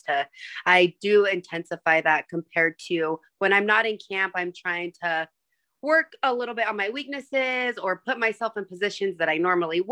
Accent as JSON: {"language": "English", "town": "Burley", "region": "Idaho", "country": "United States", "moved": "yes", "lives_now": "Boise, United States", "said": "Originally from a small town called Burley, Idaho"}